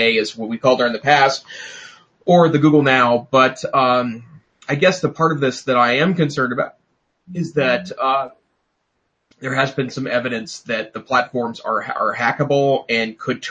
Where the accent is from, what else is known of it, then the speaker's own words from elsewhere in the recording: Great Falls, Montana, United States; now in Missoula, United States; I grew up in Great Falls, Montana, which is in north central Montana